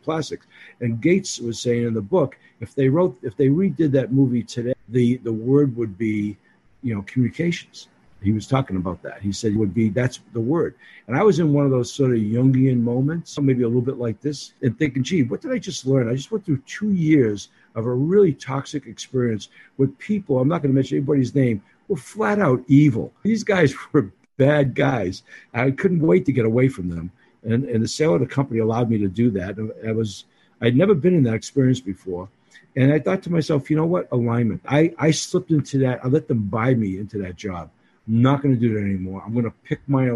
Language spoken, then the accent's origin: English; Boston, Massachusetts, United States; accent: Boston; moved away; also born or lived in Hawaii / Seattle / New York; I'm the guy from Hawaii with this Boston accent